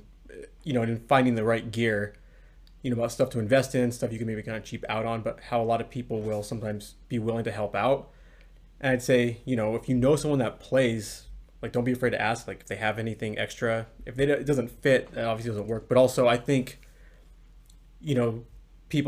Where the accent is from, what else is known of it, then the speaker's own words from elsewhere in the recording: La Quinta, California, United States; Jesse and I had a park that was right by us when we were growing up in La Quinta, California, by Palm Springs